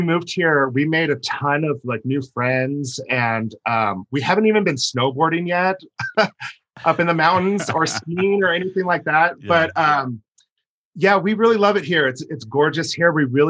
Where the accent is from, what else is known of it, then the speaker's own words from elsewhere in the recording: Reno, Nevada, United States; moved away as an adult; also born or lived in South Carolina; now in Salt Lake City, United States; I'm actually from Reno, Nevada.